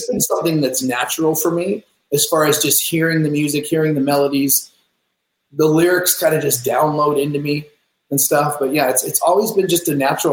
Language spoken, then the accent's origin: English; Seattle, Washington, United States; I grew up in Seattle.